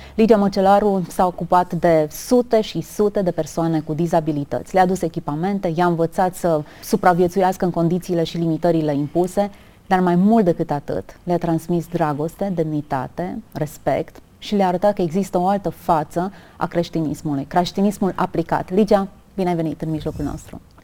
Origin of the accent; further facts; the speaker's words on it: Romania; ne mândrim ca români